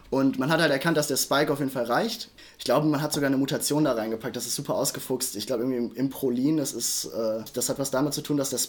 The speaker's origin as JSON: {"language": "German", "town": "Düsseldorf", "region": "North Rhine-Westphalia", "country": "Germany", "said": "ich komme aus Düsseldorf."}